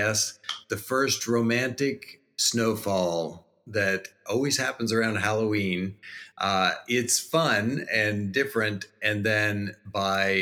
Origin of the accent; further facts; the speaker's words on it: New Brunswick, Canada; moved away as an adult; now in Jacksonville, United States; I'm Canadian, eh? So I grew up in East Coast Canada. If you go up I-95 all the way to the top and then hang right, that's New Brunswick, and that's where we're from.